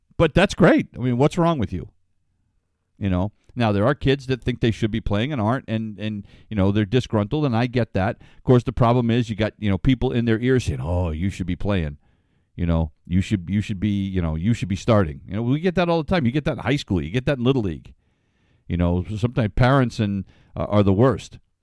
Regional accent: Ledyard, Connecticut, United States; I grew up in Ledger, Connecticut, where Foxwoods is now

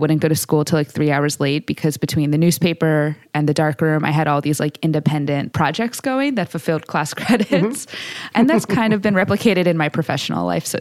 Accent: Boston, Massachusetts, United States; also born or lived in Brookline, Massachusetts; I grew up in the Boston public school systems

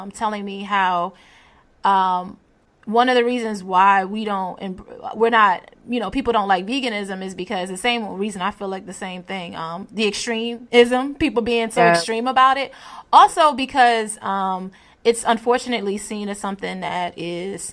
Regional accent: Hampton Roads, Virginia, United States; I grew up in Hampton Roads near PETA.

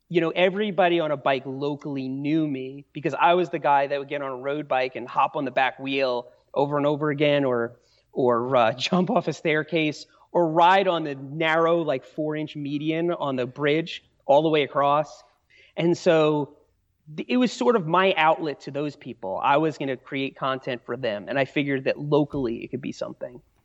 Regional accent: New York, United States; moved away as an adult; also born or lived in Asheville, North Carolina; now in Brevard, United States; I grew up in New York. That's where I spent most of my life till I was in my mid-twenties

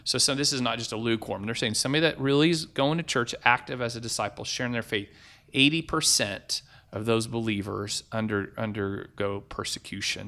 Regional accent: United States; As an American

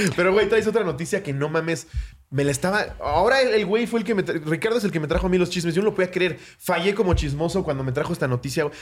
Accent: Mexico; decir que soy mexicano

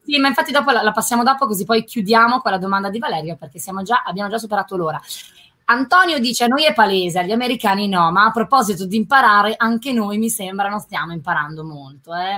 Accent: Milan, Lombardy, Italy; io da milanese

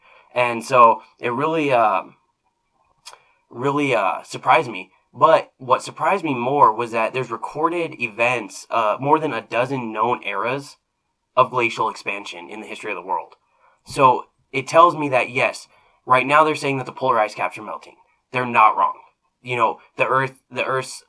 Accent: Arizona, United States; now in Nebraska, United States; where I grew up in Arizona, we don't get rain

